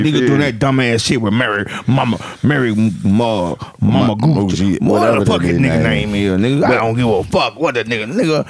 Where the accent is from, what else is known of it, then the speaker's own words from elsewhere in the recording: Atlanta, Georgia, United States; I can't wait to get back to my city. Atlanta, nigga.